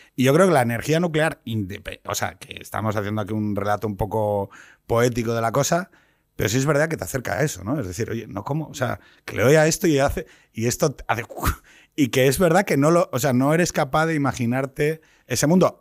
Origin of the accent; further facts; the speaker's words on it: Asturias, Spain; yo soy de Asturias